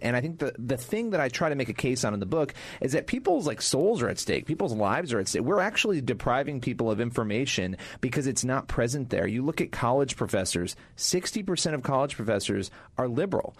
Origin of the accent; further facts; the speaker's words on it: Rochester, New York, United States; I grew up in Rochester, New York, which was a much more balanced place ideologically.